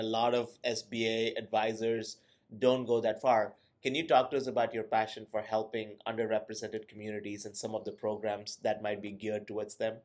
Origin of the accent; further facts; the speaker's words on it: India; now in United States; I'm an immigrant from India